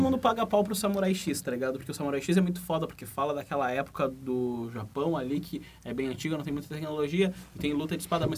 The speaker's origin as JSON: {"language": "Portuguese", "region": "Rio Grande do Sul", "country": "Brazil", "accent": "gaúcho", "said": "o nosso sotaque"}